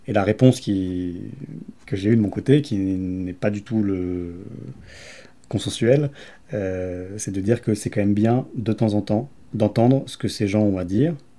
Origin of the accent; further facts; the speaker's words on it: Grenoble, Auvergne-Rhône-Alpes, France; je viens de Grenoble